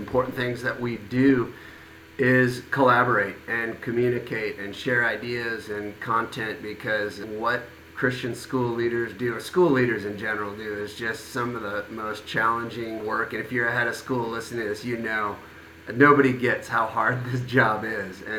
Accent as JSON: {"language": "English", "region": "Midwest", "country": "United States", "tie": "born or raised there", "moved": "yes", "lives_now": "San Juan Capistrano, United States", "said": "I grew up in the Midwest"}